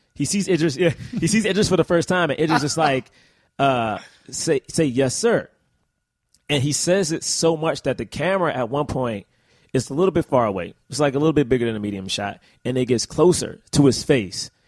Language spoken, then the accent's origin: English; United States; as an American